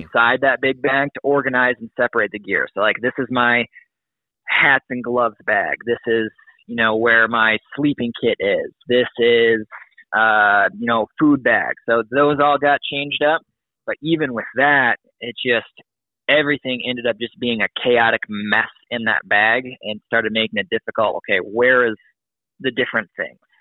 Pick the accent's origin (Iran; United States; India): United States; Wisconsin, Midwest; I'm from Illinois, Wisconsin, and that area